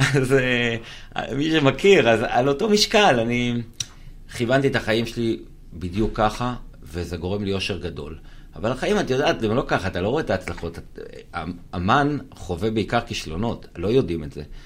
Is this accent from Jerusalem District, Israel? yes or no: no; Kiryat Ata, Haifa District, Israel; גדלתי בקריית אתא